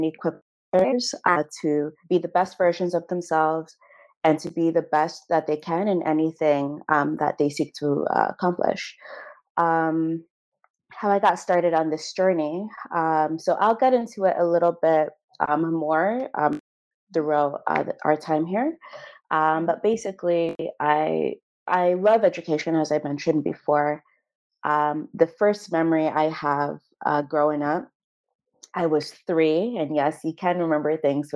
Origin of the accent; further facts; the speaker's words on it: Canada; I was born in Canada to Ghanaian parents.